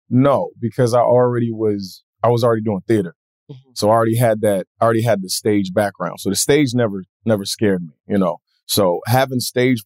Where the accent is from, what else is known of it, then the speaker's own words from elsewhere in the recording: the South, United States; I'm from the South